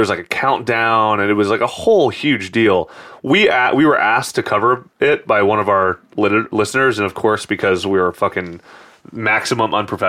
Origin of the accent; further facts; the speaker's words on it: San Francisco, California, United States; Growing up in San Francisco.